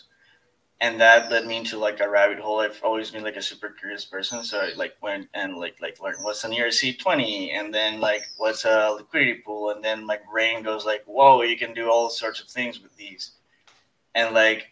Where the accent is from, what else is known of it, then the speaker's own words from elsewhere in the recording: Ecuador; I'm from Ecuador